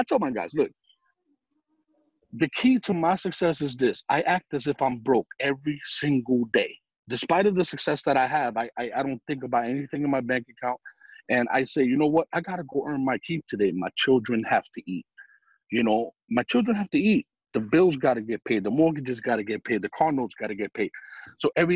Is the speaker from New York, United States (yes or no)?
yes; New York, United States; I'm some guy from New York